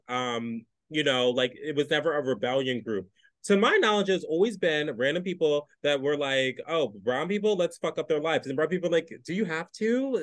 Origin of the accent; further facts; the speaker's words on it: New York City, New York, United States; as a New Yorker